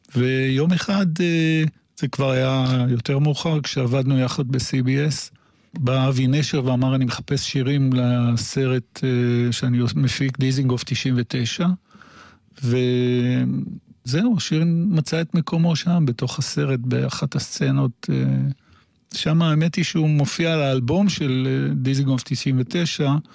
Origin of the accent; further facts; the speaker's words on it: Jerusalem, Jerusalem District, Israel; אני ירושלמי במקור, אה, ילד טוב, ירושלים